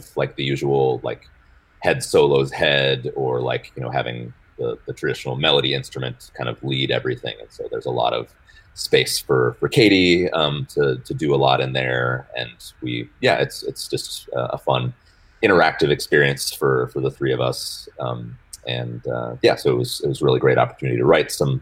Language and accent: English; Spokane, Washington, United States; moved away as an adult; also born or lived in Rochester, New York; now in Fayetteville, United States; I'm from Spokane, Washington, originally. And that was kind of where I got my musical start